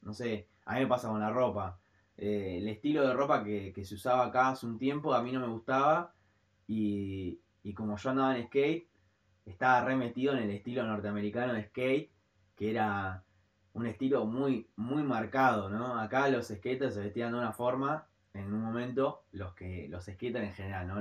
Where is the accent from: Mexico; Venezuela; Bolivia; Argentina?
Argentina; somos argentinos